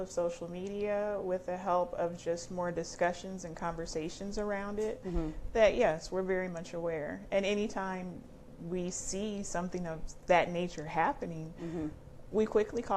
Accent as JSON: {"language": "English", "town": "Fort Wayne", "region": "Indiana", "country": "United States", "moved": "yes", "lives_now": "Indianapolis, United States", "said": "I'm actually from Fort Wayne, Indiana, but currently reside in the Indianapolis area"}